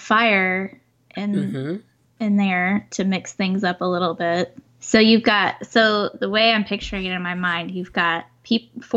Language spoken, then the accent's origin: English; United States; I'm an American